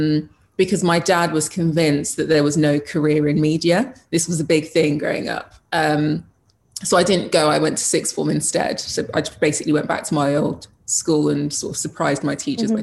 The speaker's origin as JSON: {"language": "English", "country": "Jamaica", "said": "I'm Jamaican. I come from a family of, if you want something, you go for it."}